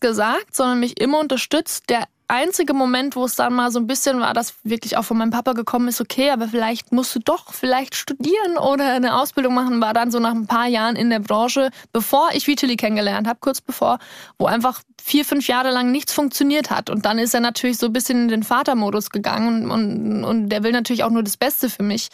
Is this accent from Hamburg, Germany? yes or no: no; Cham, Bavaria, Germany; born or raised there; moved away